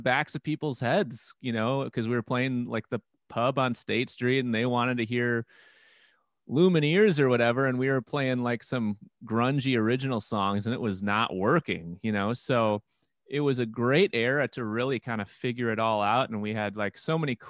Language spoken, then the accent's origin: English; New Berlin, Wisconsin, United States; I grew up in, went to New Berlin West High School, which is like 14 minutes down the road from downtown